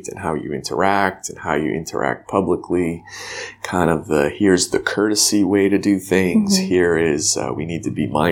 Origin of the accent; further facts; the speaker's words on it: New Hampshire, United States; I'm from New Hampshire